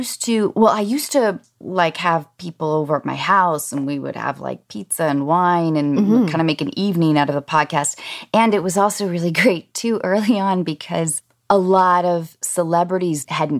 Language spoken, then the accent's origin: English; Washington, United States; I grew up in Washington State, and we mm-hmm. went hiking every weekend